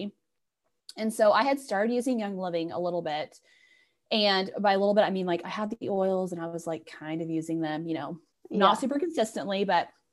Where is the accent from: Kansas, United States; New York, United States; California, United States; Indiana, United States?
Kansas, United States; I'm from Kansas